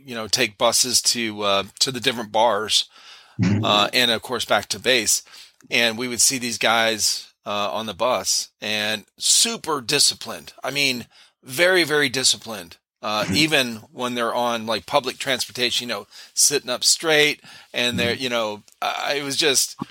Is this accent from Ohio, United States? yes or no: yes; Cleveland, Ohio, United States; I grew up in Cleveland, Ohio, got a lot of snow, as a kid growing up